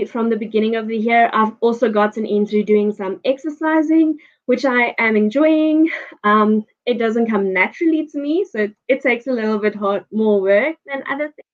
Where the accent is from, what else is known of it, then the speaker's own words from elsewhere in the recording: Johannesburg, Gauteng, South Africa; now in Pretoria, South Africa; I was born and raised in Joburg.